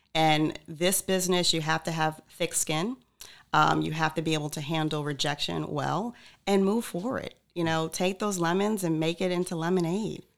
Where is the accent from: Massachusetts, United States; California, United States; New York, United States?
New York, United States; Freeport; moved away as an adult; also born or lived in Atlanta, Georgia, United States; now in Cape Coral, United States; Born in New York, uh, raised on Long Island